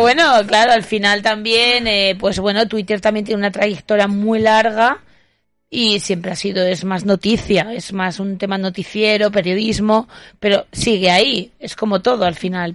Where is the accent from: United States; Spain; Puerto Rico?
Spain; Huesca, Somontano, Aragon; es Huesca, es donde yo nací